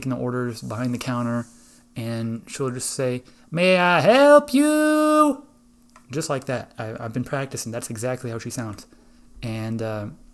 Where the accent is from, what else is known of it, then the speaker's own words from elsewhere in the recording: Iowa, United States; I'm from Iowa